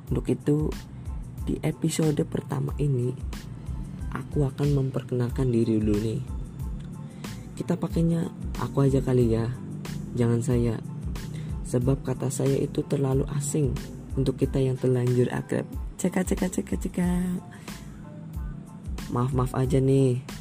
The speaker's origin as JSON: {"language": "Indonesian", "town": "Banyumas", "region": "Central Java", "country": "Indonesia", "tie": "born there", "said": "aku lahir di Banyumas 8 November 2002 hari Jumat yap benar benar benar umur aku 17 tahun"}